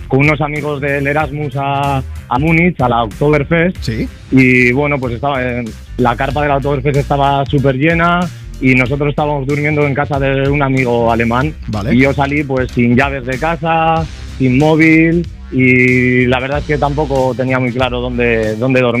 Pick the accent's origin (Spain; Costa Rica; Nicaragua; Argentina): Spain; Bezana, Castile and León; a mis amigos de de mi pueblo, de Bezana, en Burgos